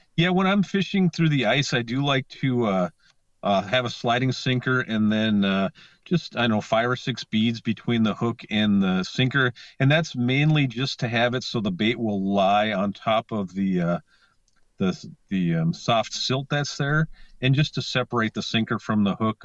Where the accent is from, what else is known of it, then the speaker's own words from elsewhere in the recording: Lake Vermilion, Minnesota, United States; moved away; I grew up on Lake Vermilion